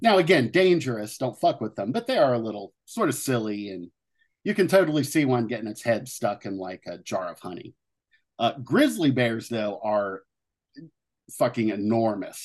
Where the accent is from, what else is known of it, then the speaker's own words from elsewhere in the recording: Southern Ohio, United States; growing up in Southern Ohio